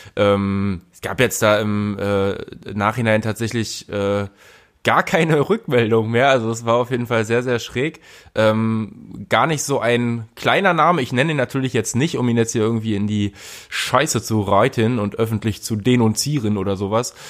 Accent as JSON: {"language": "German", "region": "Berlin", "country": "Germany", "said": "für mich, der äh, tatsächlich auch als Berliner"}